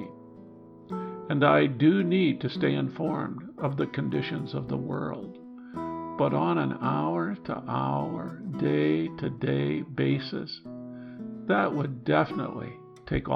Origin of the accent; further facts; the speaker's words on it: Midwest, United States; Growing up in the Midwest